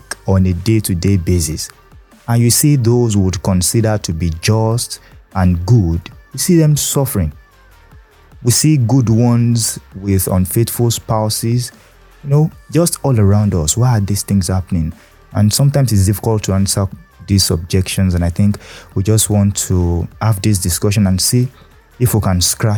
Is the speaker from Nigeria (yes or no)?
yes; Nigeria; as a Nigerian